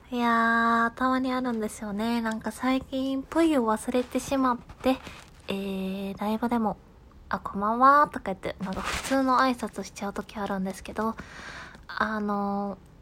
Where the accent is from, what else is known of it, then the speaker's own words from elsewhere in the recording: Kansai, Japan; accent: Kansai-ben; 多分これ関西弁やからかな